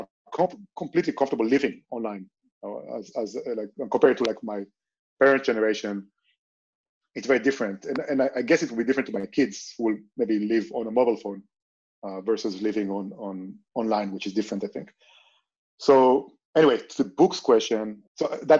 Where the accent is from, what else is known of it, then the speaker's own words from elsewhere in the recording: Israel; moved away as an adult; now in Barcelona, Spain; I grew up in Israel